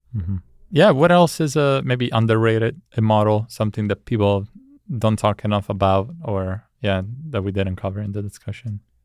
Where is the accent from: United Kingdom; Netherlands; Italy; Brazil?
Italy; I, I grew up in Italy